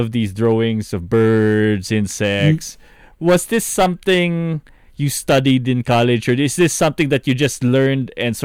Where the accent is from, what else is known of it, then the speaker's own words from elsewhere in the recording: Philippines; as a Filipino